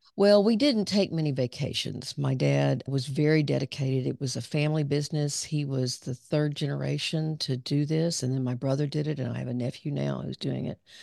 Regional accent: Pine Bluff, Arkansas, United States; moved away as an adult; also born or lived in Dallas; I grew up down in southern Arkansas

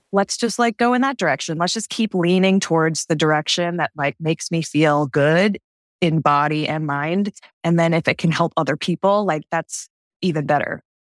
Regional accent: Martha's Vineyard, Massachusetts, United States; also born or lived in Texas / California; now in New York, United States; I'm originally from Martha's Vineyard, Massachusetts

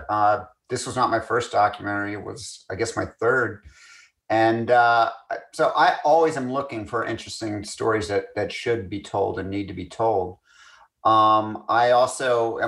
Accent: Scotland, United Kingdom; I'm Scottish

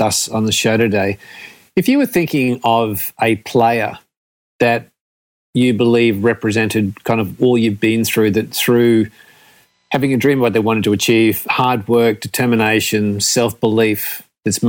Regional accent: Queensland, Australia; I'm a Queenslander

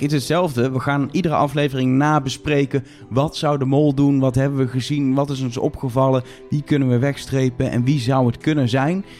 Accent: Netherlands; wij zijn drie Nederlanders die in Nederland al twee seizoenen lang een podcast maken

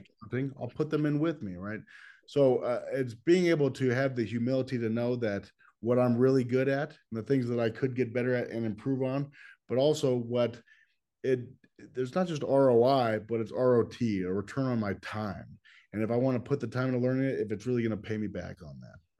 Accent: Los Angeles, California, United States; I grew up in Los Angeles

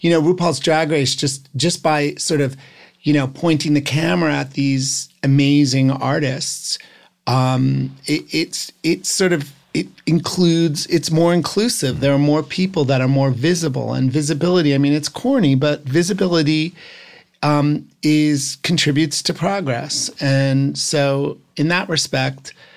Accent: New Jersey, United States; I'm from New Jersey.

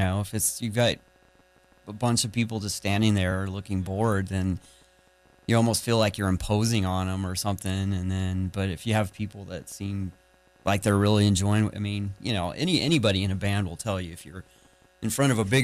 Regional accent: Colorado, United States; now in Raleigh, United States; I'm from Colorado.

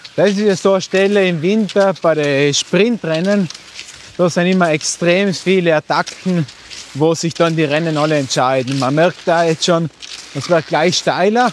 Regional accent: South Tyrol, Trentino-Alto Adige, Italy; das ist meine Heimat, dort trainiere ich

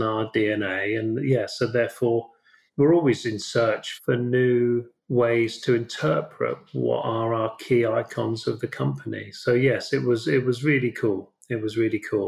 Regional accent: United Kingdom; I'm British

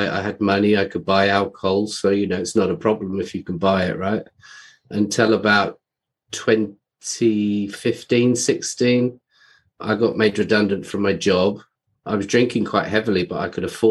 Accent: London, United Kingdom; I grew up in London, England

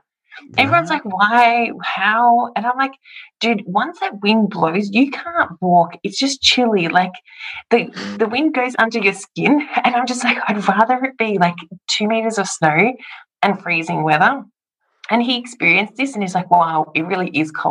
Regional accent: Melbourne, Victoria, Australia; moved away as an adult; now in Zagreb, Croatia; I grew up in Melbourne

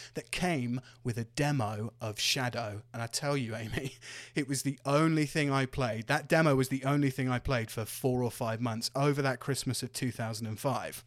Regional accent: Devon, South West England, United Kingdom; my hometown in Devon

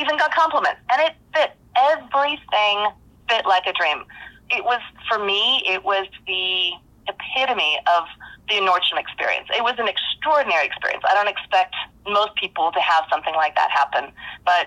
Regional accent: San Diego, California, United States; I was from San Diego

